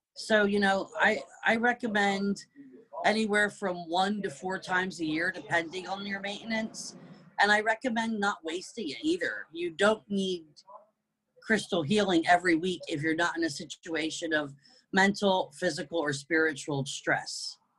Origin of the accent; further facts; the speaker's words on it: United Kingdom; also born or lived in New Jersey / East Coast of the United States; now in North Carolina, United States; raised in the UK